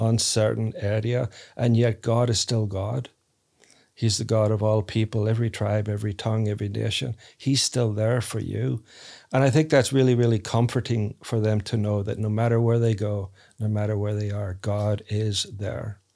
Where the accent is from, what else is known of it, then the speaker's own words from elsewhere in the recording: Northern Ireland, United Kingdom; now in United States; I grew up in Ireland, Northern Ireland, so people aren't typically nice to each other